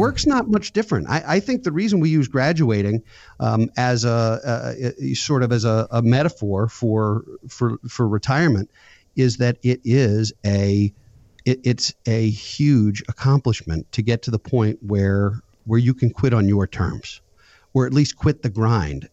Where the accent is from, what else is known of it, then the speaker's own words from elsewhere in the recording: suburban Maryland, United States; also born or lived in Philadelphia; I live in suburban Maryland, born and raised here, went to school in Philadelphia, and then came back to my hometown.